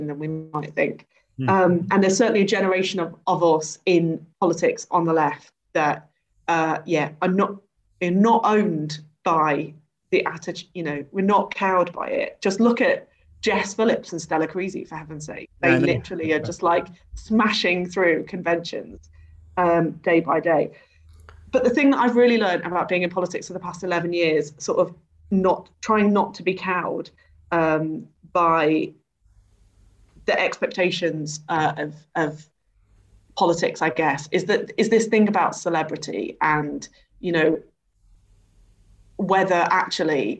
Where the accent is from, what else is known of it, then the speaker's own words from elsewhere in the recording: the Wirral, Merseyside, North West England, United Kingdom; in Merseyside, I'm from the Wirral, right, which is the posh bit of Merseyside.